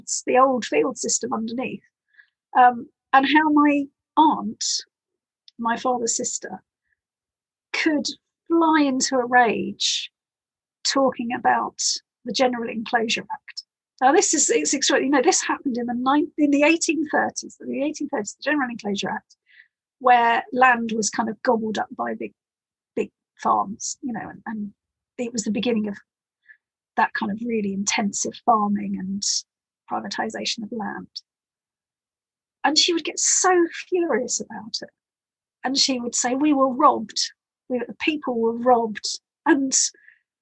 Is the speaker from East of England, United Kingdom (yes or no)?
yes; Ely, East of England, United Kingdom; I grew up in Ely, in the Fens in East Anglia